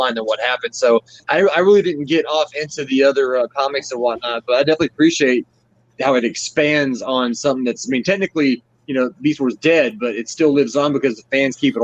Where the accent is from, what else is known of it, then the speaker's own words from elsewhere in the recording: Memphis, Tennessee, United States; now in Chicago, United States; I was born in Memphis. My family still lives in the Memphis area